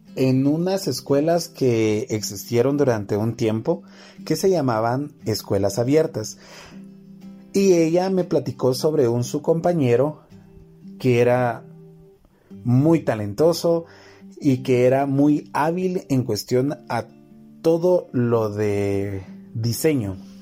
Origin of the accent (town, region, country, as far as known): Guatemala